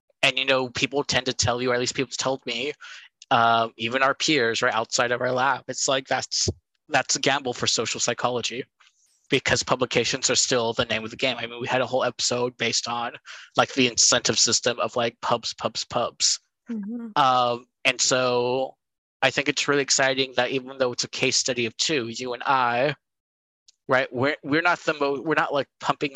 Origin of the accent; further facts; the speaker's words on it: California, United States; moved away; Cal State East Bay being my home state of California